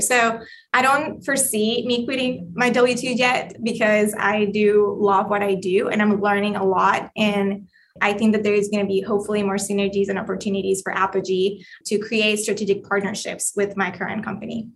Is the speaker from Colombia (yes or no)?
yes; Colombia; English is a second language; moved away; I am Colombian, if you haven't heard my accent